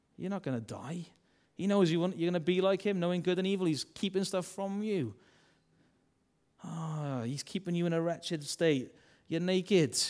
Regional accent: Wales, United Kingdom; accent: Welsh; I'm a Welsh man

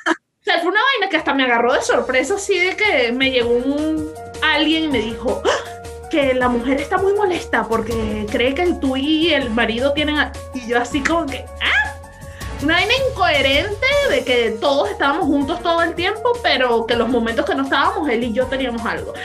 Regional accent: Venezuela; moved away; me fui de mi país

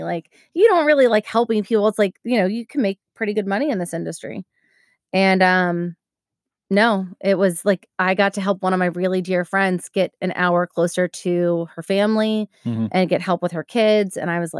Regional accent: Maryland, United States; I'm from Maryland. Don't make fun of Maryland.

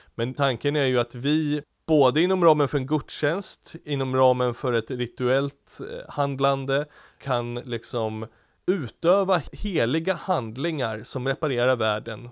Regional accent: Diocese of Stockholm, Stockholm County, Sweden; hemma i i Stockholms stift och där jag växte upp

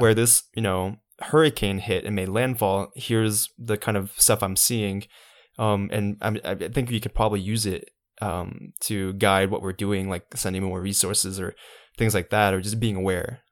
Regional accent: Savannah, Georgia, United States; I'm from Savannah

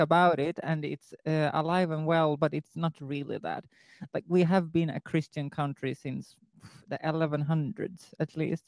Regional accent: Sweden; I'm from Sweden

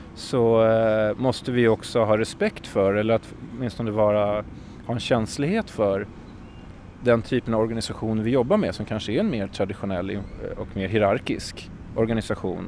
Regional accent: Sweden; moved away as an adult; also born or lived in London, United Kingdom / Stockholm, Sweden; now in New York, United States; som svensk

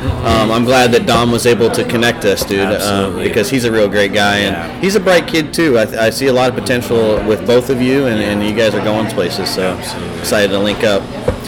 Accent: Johnston, Iowa, United States; also born or lived in Central Illinois / Indiana; I grew up in Johnston.

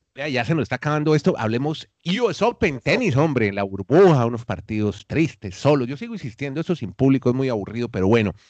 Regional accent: Colombia; now in Chile

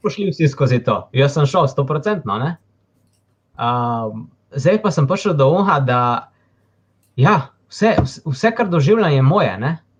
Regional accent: Slovenia; sem se rodil v Sloveniji

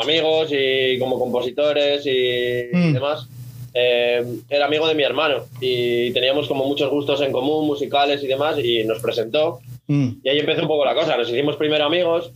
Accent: Santander, Cantabria, Spain; first language Spanish; moved away; estoy por mi tierra pasando unos días

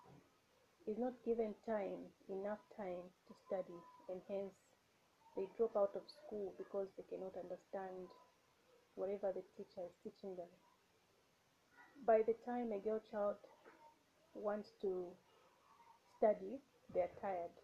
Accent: Zambia; I'm from Zambia.

